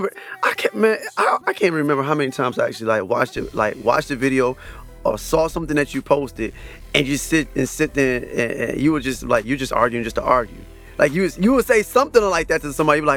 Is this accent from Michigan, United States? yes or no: yes; Saginaw, Michigan, United States; I'm actually from Saginaw